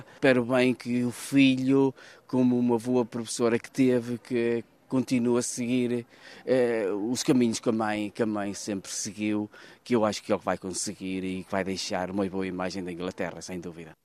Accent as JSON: {"language": "Portuguese", "town": "Vila Nova de Paiva", "region": "Centro", "country": "Portugal", "moved": "as an adult", "lives_now": "London, United Kingdom", "said": "Eu sou de Vila Nova de Paiva, distrito de Viseu."}